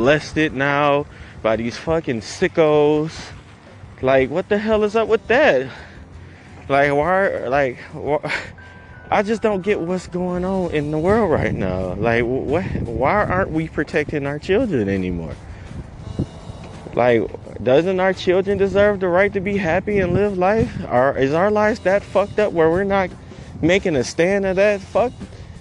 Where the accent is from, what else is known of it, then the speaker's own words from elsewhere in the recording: Detroit, Michigan, United States; I grew up in Detroit. So, I grew up in the hood